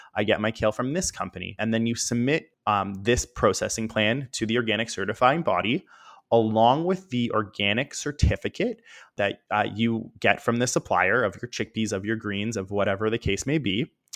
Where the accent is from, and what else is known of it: Toronto, Ontario, Canada; born or raised there